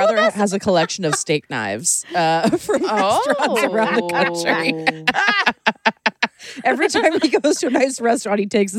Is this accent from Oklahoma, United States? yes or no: no; Maryland, United States; I'm from Maryland, so like blue crabs